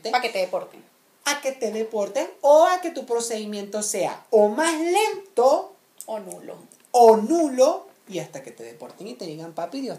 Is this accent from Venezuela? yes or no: yes; Venezuela; yo más que nadie entiendo porque yo soy venezolano.